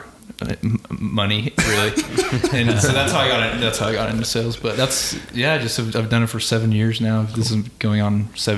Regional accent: Albuquerque, New Mexico, United States; moved away as an adult; now in Dallas, United States; I'm from New Mexico originally, from Albuquerque. So I grew up in Albuquerque

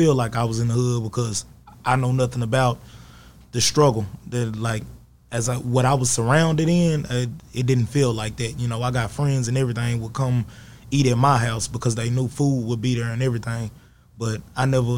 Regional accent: Longview, Texas, United States; I'm originally from the south side of Longview. I grew up in Village South.

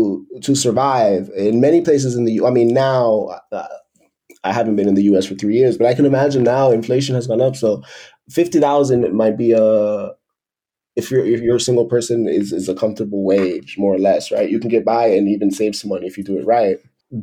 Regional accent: Miami, Florida, United States; moved away as an adult; And I came from Miami working full-time, 40 hours a week at the office. So I did that drastic change. And that's one of the reasons, one of the many reasons why I left the US, right?

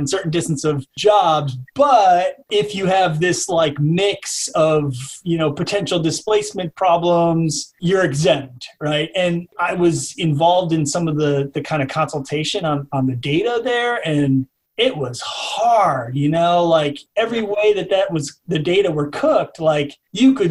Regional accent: St. Paul, Minnesota, United States; I grew up in St. Paul and I ended up going to like suburban schools

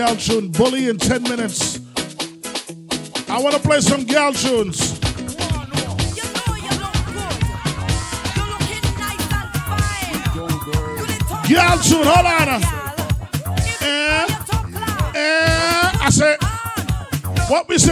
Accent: Trinidad & Tobago; I am from Trinidad

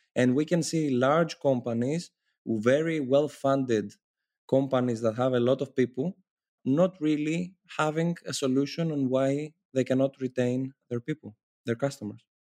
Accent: Athens, Attica, Greece; I come from Athens, Greece, and I'm currently based in Athens, Greece

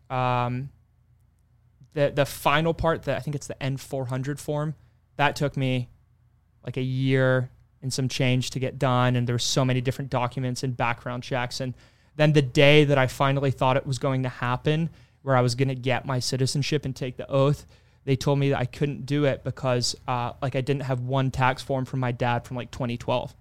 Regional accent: Kilmarnock, Scotland, United Kingdom; also born or lived in Texas; now in United States; growing up in Scotland, we had, you know, the school system as is

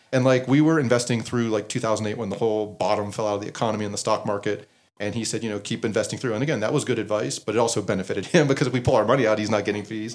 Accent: Western Pennsylvania, United States; I grew up in Western Pennsylvania

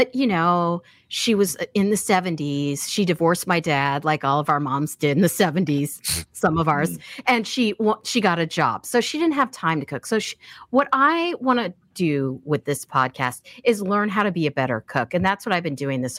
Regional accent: Kansas City, United States; I'm from Kansas City

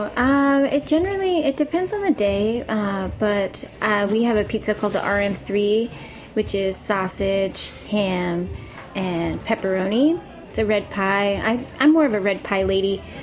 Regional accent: Maine, United States; moved away as an adult; now in New York, United States; I'm from Maine, and I've been here a little over four years

